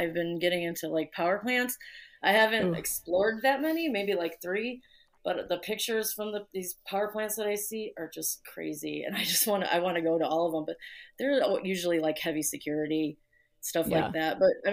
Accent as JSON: {"language": "English", "region": "Indiana", "country": "United States", "tie": "born or raised there", "moved": "as an adult", "lives_now": "Chicago, United States", "said": "I grew up in Indiana, but I was born here, and I moved back when I was in my 20s, younger 20s."}